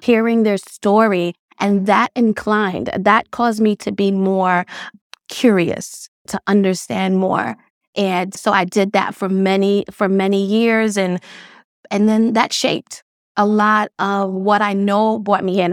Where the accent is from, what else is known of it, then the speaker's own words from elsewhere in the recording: New York City, New York, United States; also born or lived in Grenada; I grew up in Brownsville, Brooklyn